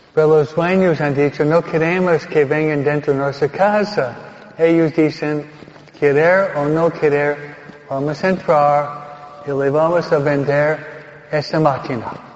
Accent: Teaneck, New Jersey, United States; born or raised there; now in Hawaiian Gardens, United States

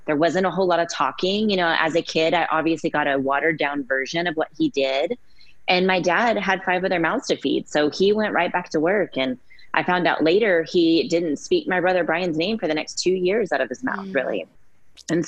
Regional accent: Keller, Texas, United States; also born or lived in Dallas, Texas; I was born in Dallas, Texas, and my family moved to Keller, which is a small, quiet, safe suburb of Fort Worth when I was about 5 years old

